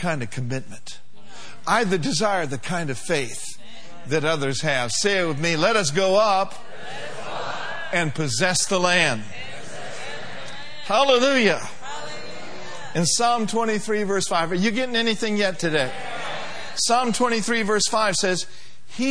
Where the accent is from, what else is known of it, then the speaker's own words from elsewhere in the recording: Minneapolis, Minnesota, United States; I grew up in Minneapolis, Minnesota